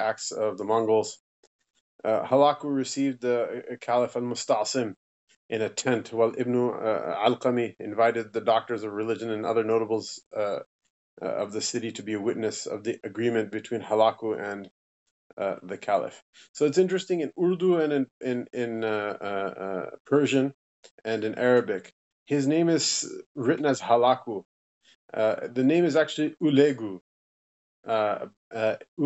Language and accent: English; United States; growing up in America